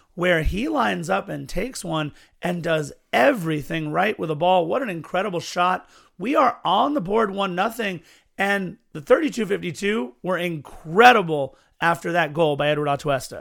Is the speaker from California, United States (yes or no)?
yes; Los Angeles, California, United States; the city in which I was born and have grown up